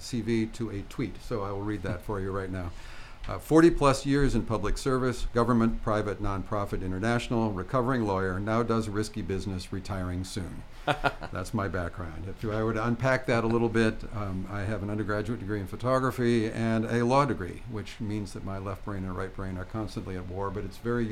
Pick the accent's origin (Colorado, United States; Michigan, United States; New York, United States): Michigan, United States; Flint; moved away; I grew up in Flint, Michigan